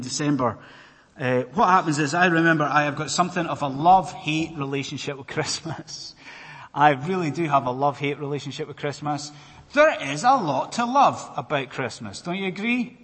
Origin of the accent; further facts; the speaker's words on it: Scotland, United Kingdom; I am a Scotsman